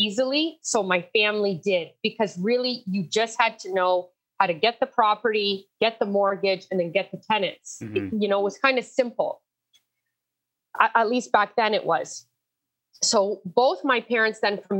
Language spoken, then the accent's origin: English; Windsor, Ontario, Canada; I was born and raised in Windsor, Ontario.